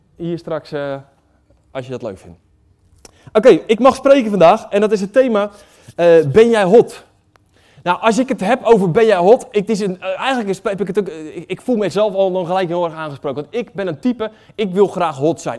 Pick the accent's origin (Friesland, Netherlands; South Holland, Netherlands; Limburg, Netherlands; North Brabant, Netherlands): South Holland, Netherlands; Waddinxveen; Ik kom uit Wanningsveen